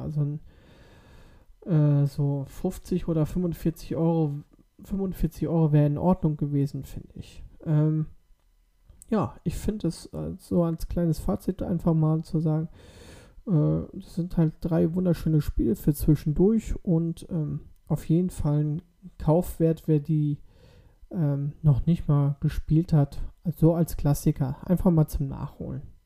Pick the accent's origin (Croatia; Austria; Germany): Germany; bei uns in Deutschland